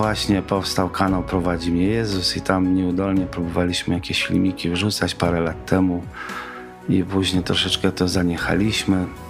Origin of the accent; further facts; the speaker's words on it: Kazimierz Dolny, Lublin Voivodeship, Poland; also born or lived in Kraśnik / Puławy; Urodziłem się w Kazimierzu Dolnym podczas zimy stulecia